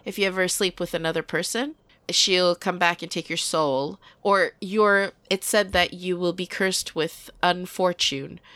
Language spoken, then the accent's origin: English; Sweden; I am born and raised in Sweden